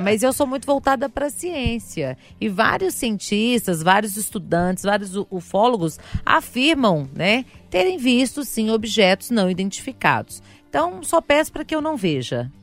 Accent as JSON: {"language": "Portuguese", "town": "Sabará", "region": "Minas Gerais", "country": "Brazil", "said": "Eu venho de Sabará mesmo"}